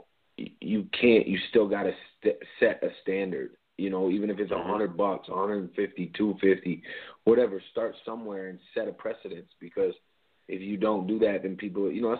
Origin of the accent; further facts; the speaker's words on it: Canada; I'm Canadian